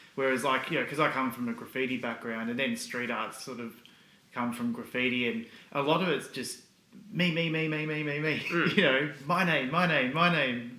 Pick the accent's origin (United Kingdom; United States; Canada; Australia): Australia; where are you from and you say oh Australia